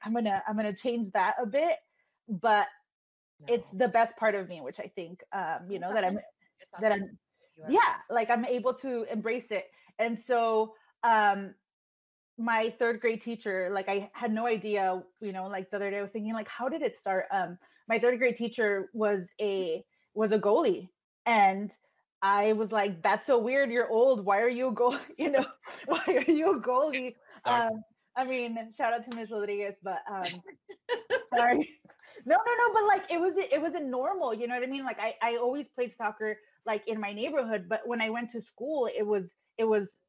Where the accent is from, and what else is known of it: San Diego, California, United States; born or raised there